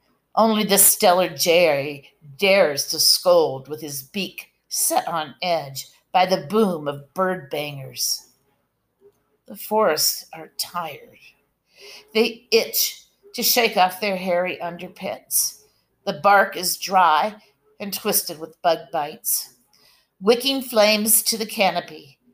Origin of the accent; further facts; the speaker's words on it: Medford, Oregon, United States; now in Gold Beach, United States; So I came from Medford and I moved to Gold Beach. It's about 3 hours apart